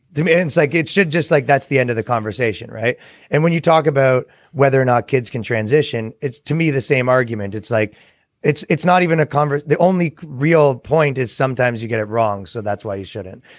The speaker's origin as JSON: {"language": "English", "country": "Canada", "moved": "yes", "lives_now": "United States", "said": "I come from Canada"}